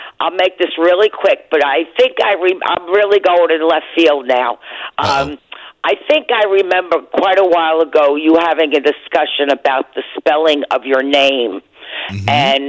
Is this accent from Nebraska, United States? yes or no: no; New Jersey, United States; I'm from New Jersey.